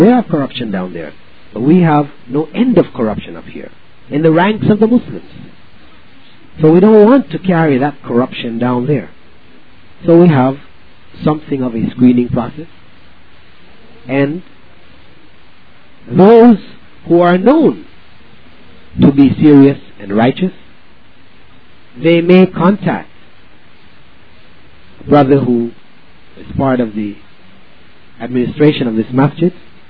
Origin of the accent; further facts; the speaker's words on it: Belize; in the sense that I am from Belize and I'm trying to get everybody to come back with me to Belize, because I'm not.